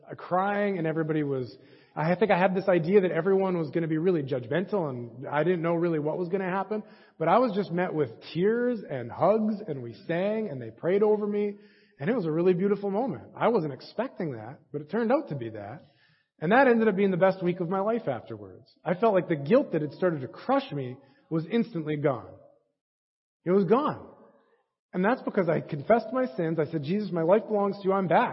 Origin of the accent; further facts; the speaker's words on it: Edmonton, Alberta, Canada; I grew up in the Edmonton Church of Christ